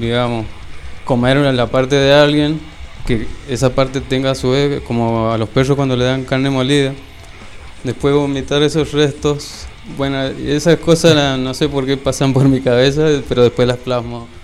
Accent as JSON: {"language": "Spanish", "town": "Jocolí Viejo", "region": "Mendoza", "country": "Argentina", "said": "Yo soy de Jocolí Viejo"}